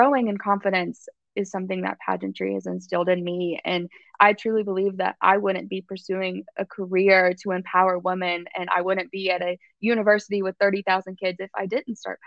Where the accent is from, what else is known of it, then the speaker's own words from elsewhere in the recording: Nashville, Tennessee, United States; I grew up in, I'm from Nashville, but actually a smaller town outside of Nashville, like 20 minutes from downtown